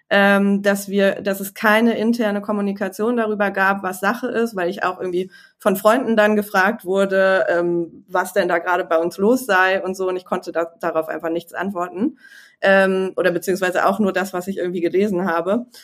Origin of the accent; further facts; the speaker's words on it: Düsseldorf, North Rhine-Westphalia, Germany; ich bin in Düsseldorf ge geboren